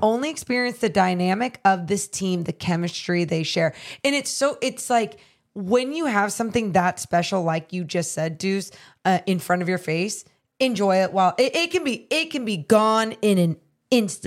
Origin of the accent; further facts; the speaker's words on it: Sacramento, California, United States; my hometown team